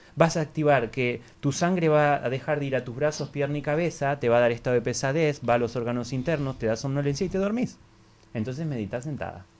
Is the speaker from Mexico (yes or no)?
no; Argentina; es una escuela que fundamos junto con mi esposa en el año 2007 en Argentina, de donde yo soy